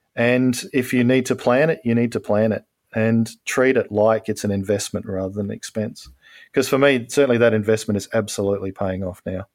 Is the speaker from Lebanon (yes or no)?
no; Australia; I'm an Australian